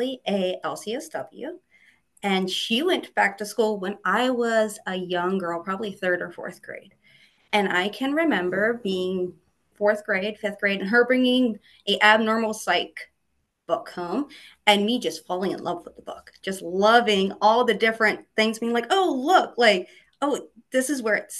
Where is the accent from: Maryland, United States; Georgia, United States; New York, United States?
Maryland, United States; Aberdeen; I grew up in Aberdeen, which is right, Aberdeen Proving Ground.